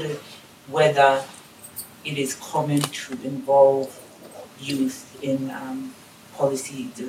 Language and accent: English; Tonga; moved away as an adult; now in Canberra, Australia; from Tonga, but I'm currently studying at the Australian National University.